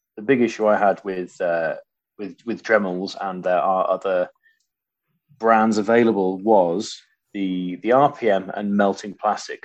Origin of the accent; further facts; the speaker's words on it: Waltham, Yorkshire and the Humber, United Kingdom; moved away; also born or lived in Cornwall; I grew up in Waltham, a little village outside of Grimsby